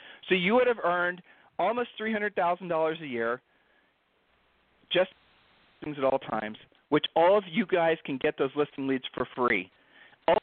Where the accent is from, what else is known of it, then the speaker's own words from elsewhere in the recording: Ohio, United States; we're from Ohio